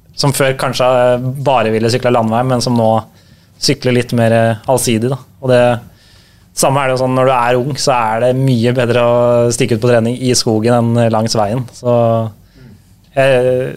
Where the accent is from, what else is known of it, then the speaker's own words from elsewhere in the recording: Drøbak, Akershus, Norway; Vi har vokst opp i Drøbak, litt utafor Drøbak sentrum.